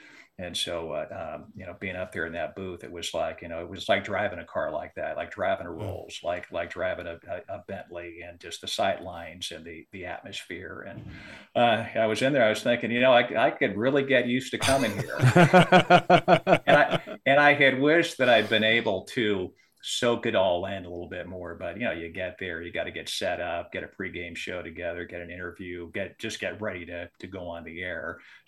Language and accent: English; Santa Barbara, California, United States; So, I grew up in Santa Barbara, California